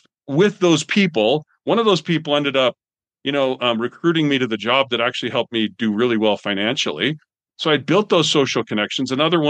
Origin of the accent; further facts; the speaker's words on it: Canada; I'm from Canada. I've cut a lot of trees down because we used to heat with wood.